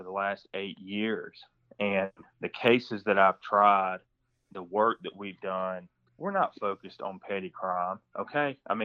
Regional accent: Washington County, Middle Georgia, United States; I'm from Middle Georgia. I grew up in Washington County on the Baldwin County line

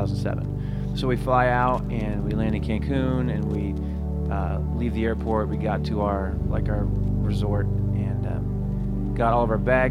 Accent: Florida, United States; moved away; also born or lived in San Diego; I was born in Florida

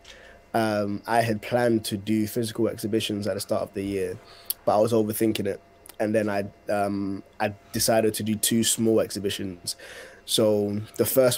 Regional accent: Ghana; now in United Kingdom; I was born in Ghana

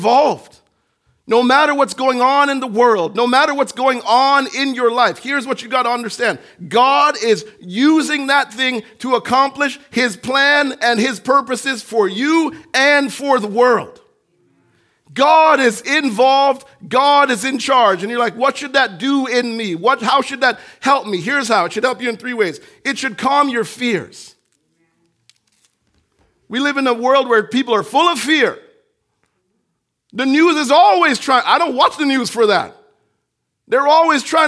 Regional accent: Jamaica; moved away; When I was growing up in Jamaica

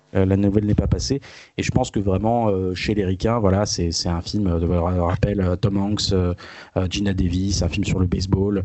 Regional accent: France; chez nous en France

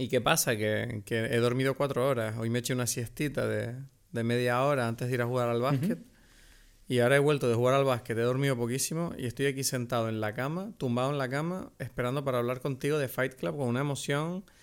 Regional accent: Venezuela; Somos unos venezolanos mayores aquí disfrutando de la vida.

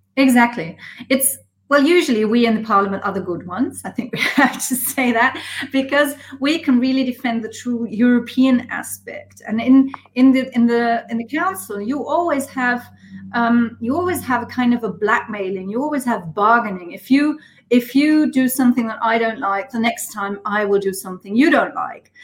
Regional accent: Schweich, Rhineland-Palatinate, Germany; English is a second language; also born or lived in Paris; my hometown

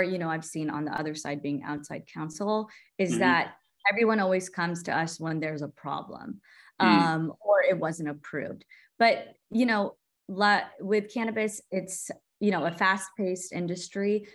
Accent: Texas, United States; I'm originally from Texas

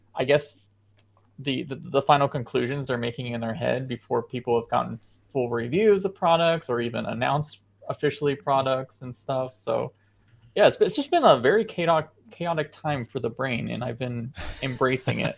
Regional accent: United States; I am an American

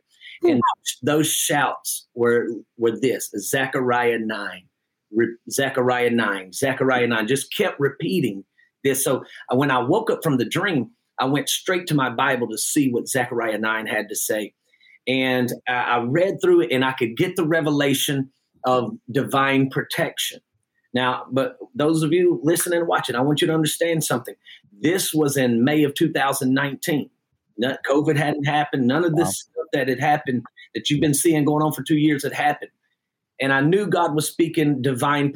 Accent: Jackson, Georgia, United States; I am actually from Jackson, Georgia, and the church that I pastor is right here on the county line of Jackson, Georgia as well. And I was born and raised in this area

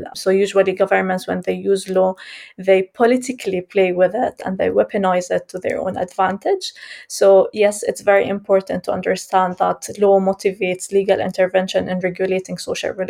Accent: Jerusalem, Palestine; I was born and raised in Jerusalem, Palestine

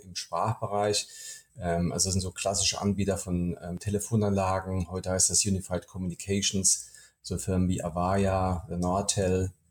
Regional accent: Hesse, Germany; moved away as an adult; now in Berlin, Germany; Also ich bin äh, privat gebürtiger Hesse, habe dort gelebt, meine Kindheit, ähm, bevor, bis ich äh, 2012 in meine neue Wahlheimat nach Berlin gezogen bin.

